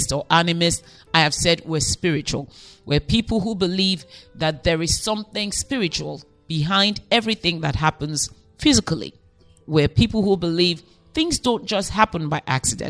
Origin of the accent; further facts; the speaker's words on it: Nigeria; I'm Nigerian